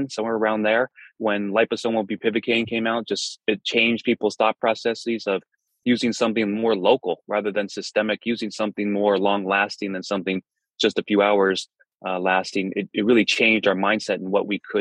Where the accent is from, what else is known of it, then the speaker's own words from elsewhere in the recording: Fremont, California, United States; moved away as an adult; I was born and raised in Fremont